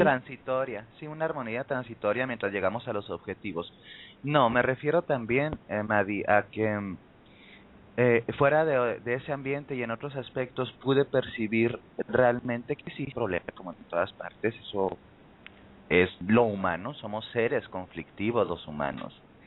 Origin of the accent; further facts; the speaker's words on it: Mexico; en mi país, México